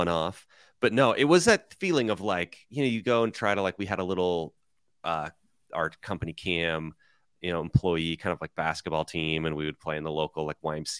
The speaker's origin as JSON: {"language": "English", "region": "Nebraska", "country": "United States", "said": "I'm from Nebraska, and my dad started a roofing company in 1984, the year I was born. So reverse, I'm 39, just turned 39."}